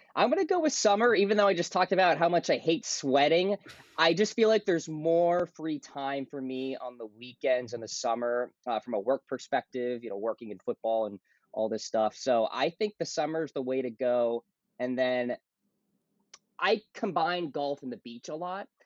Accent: Nashua, New Hampshire, United States; I'm from Nashua, New Hampshire. Grew up at that country club

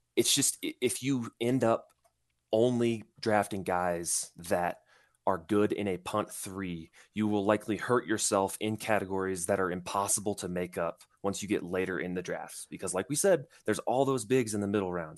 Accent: Indiana, United States; I'm from Indiana

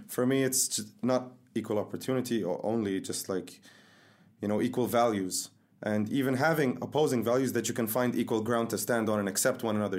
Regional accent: Dubai, United Arab Emirates; I'm from Dubai.

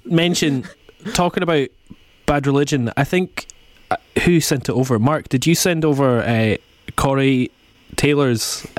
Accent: the Highlands, Scotland, United Kingdom; I'm from the Highlands

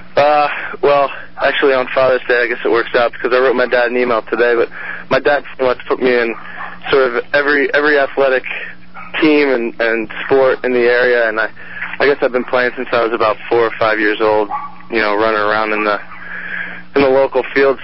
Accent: Philadelphia, Pennsylvania, United States; moved away; also born or lived in Pasadena, California; I was actually only born in, in California. I, I grew up in, in Philadelphia.

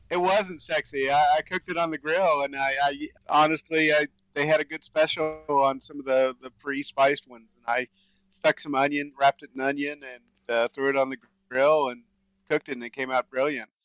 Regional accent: Dallas, Texas, United States; I grew up in Dallas area, so I'm a huge Cowboys fan

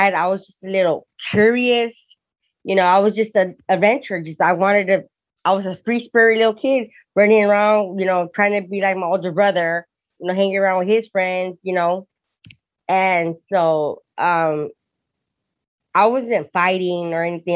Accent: Hawthorne, California, United States; also born or lived in Torrance, California; I was born in Torrance, but raised in Hawthorne.

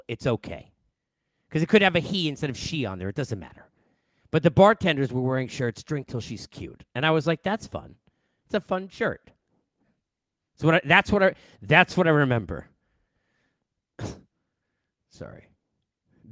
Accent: Long Island, New York, United States; I grew up in Long Island

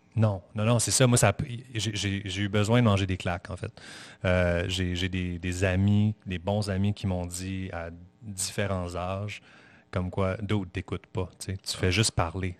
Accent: Saint-Sauveur, Quebec, Canada; also born or lived in Montreal; je, suis né à Montréal, mais j'ai grandi. Ma, vie euh, d'enfant, oui, à, dos, c'était à Saint-Sauveur

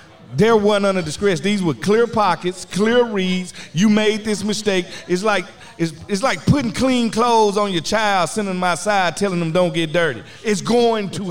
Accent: Mississippi, United States; I'm from Mississippi

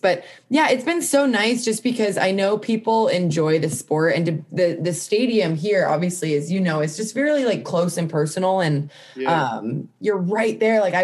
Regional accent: California, United States; I'm from California

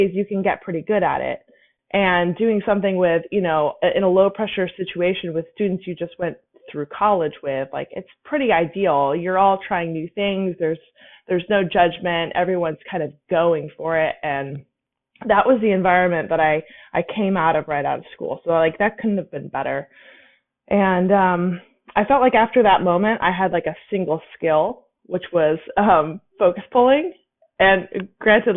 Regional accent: Napa, California, United States; I'm from Napa

